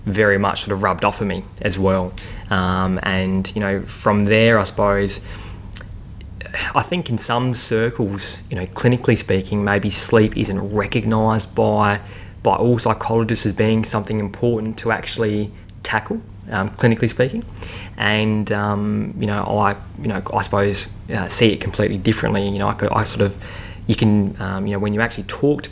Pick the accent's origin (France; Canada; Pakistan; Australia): Australia; South Australia; I'm from South Australia originally